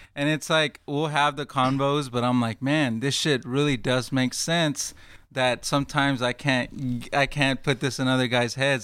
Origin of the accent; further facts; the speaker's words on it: Fort Worth, Texas, United States; now in Dallas, United States; I'm from Fort Worth